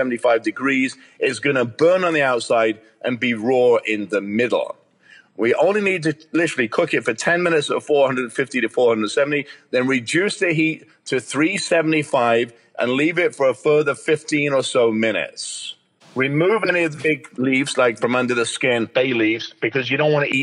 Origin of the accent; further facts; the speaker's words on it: England, United Kingdom; I'm English